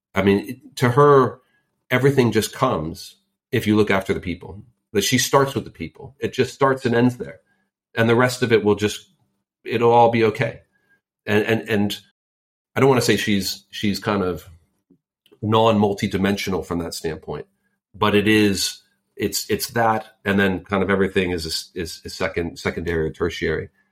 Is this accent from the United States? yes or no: yes; Silicon Valley, California, United States; And I grew up in Silicon Valley. I literally grew up there and then also started my career there